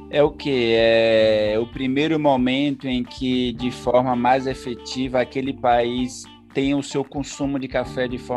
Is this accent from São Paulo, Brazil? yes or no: no; Ilhéus, Bahia, Brazil; E eu sou de Ilhéus, do sul da Bahia, é, cidade que é conhecida né, pelos belos e grandes belas e grandes obras de Jorge Amado, né, pela produção do cacau.